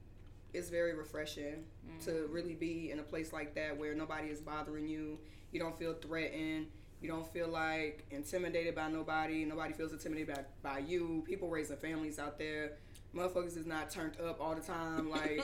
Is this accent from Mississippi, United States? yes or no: yes; Biloxi, Mississippi, United States; moved away as an adult; also born or lived in Florida; now in Atlanta, United States; Yeah, I'm from Mississippi. I'm from Biloxi. I'm from the east side of where I'm from. Mm-hmm. So, you know, I've been in Atlanta for about 5 years. I moved here from Florida.